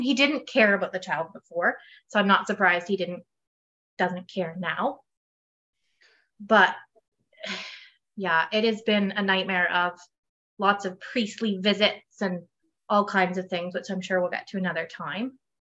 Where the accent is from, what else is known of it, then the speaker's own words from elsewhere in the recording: Perth, Ontario, Canada; I am from Perth, Ontario, Canada.